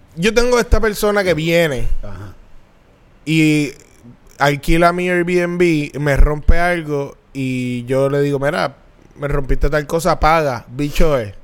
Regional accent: Bayamón, Puerto Rico; cuando yo nací, mis papás vivían en Bayamonte. Un condominio en Bayamón

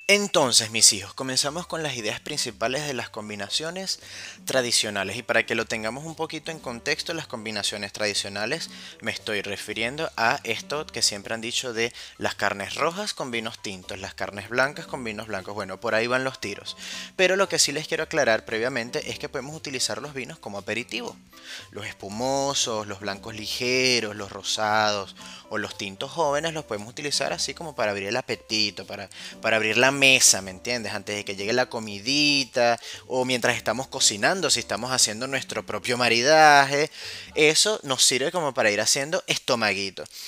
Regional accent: Caracas, Capital District, Venezuela; now in Argentina; soy de Caracas, soy de Venezuela, por si no lo sabían, no, no soy porteño

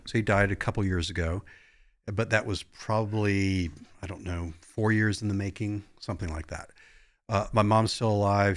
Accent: Virginia Beach, Virginia, United States; moved away; I grew up in Virginia Beach, so not a lot of snow growing up.

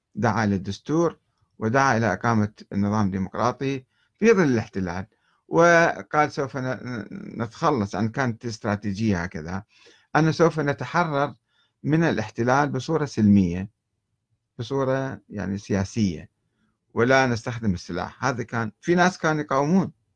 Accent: Karbala, Karbala Governorate, Iraq; moved away as an adult; منذ ان نشات في كربلاء

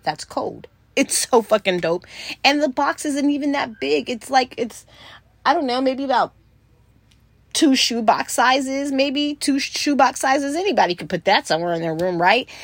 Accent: California, United States; I'm from California

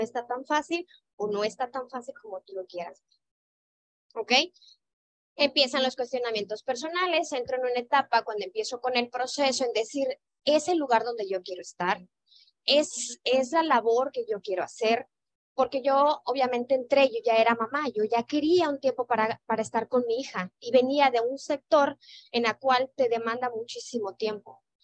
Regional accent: Sinaloa, Mexico; now in Mérida, Mexico; yo soy originaria de Sinaloa, vengo por trabajo a la ciudad de Mérida

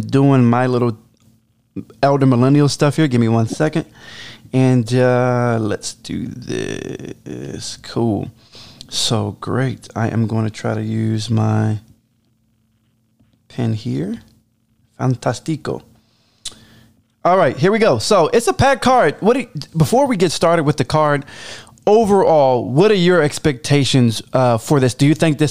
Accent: Baltimore, Maryland, United States; accent: Baltimore; My Baltimore accent

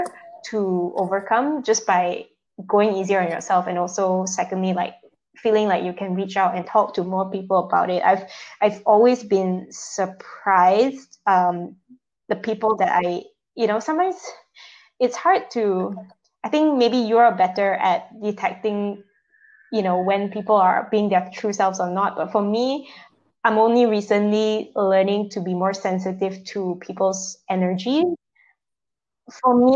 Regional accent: Malaysia; moved away; Coming back to Malaysia, especially now that I'm back in my home setting, you know, people have certain expectations of me as a woman, as a Malaysian Chinese

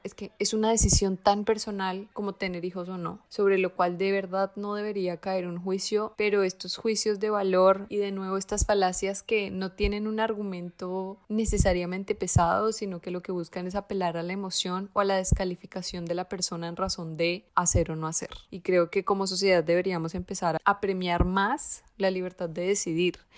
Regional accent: Colombia; moved away as an adult

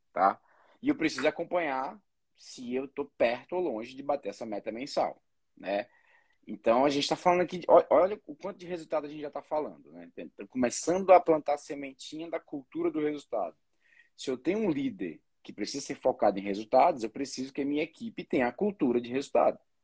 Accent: Ceará, Brazil; Eu sou cearense

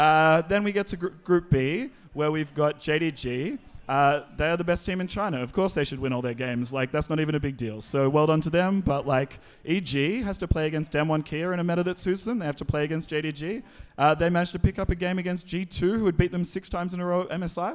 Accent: Australia; I'm an Australian who supports NA, so I lose twice every tournament.

